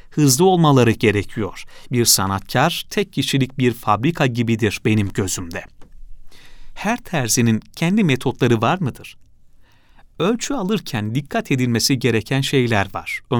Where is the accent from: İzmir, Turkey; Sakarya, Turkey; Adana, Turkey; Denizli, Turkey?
Sakarya, Turkey; Karasu; also born or lived in Istanbul; 1944 senesinde İstanbul'da doğdum. İlkokul ve ortaokulu Karasu'da okudum.